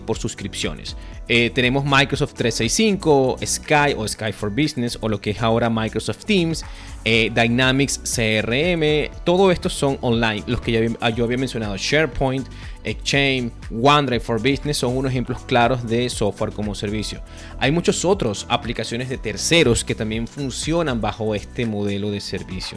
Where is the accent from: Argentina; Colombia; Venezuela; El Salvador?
Venezuela; now in Costa Rica; yo, soy venezolano, vivo en Costa Rica